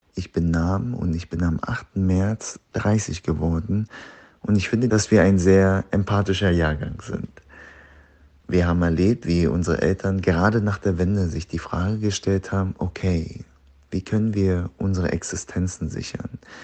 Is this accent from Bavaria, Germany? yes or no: yes; Deggendorf, Bavaria, Germany; also born or lived in Zwiesel; Ich bin 91 in niederbayerischen Zwiesel geboren. Aufgewachsen bin ich in Deggendorf.